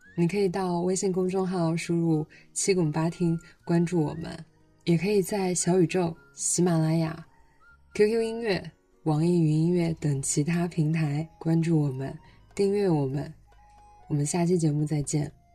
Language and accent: Chinese; Fuzhou, Fujian, China; 想到福州话，想到我们福州的方言现象